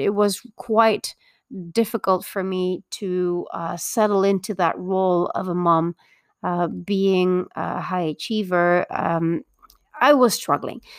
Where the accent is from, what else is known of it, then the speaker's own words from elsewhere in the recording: Belgium; now in Mexico; I was born and raised in Belgium, but I actually live in Mexico